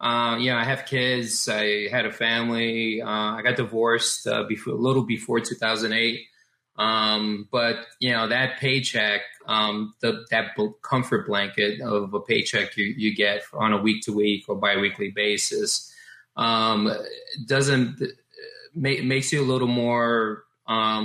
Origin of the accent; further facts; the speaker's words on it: New York City, New York, United States; I was born and raised in the Bronx